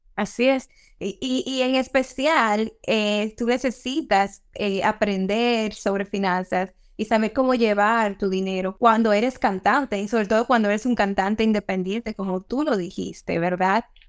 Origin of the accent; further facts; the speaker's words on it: Dominican Republic; como los dominicanos decimos